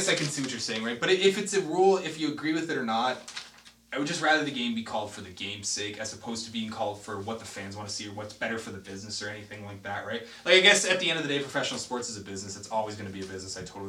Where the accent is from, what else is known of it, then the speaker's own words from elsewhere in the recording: Canada; We're Canadian.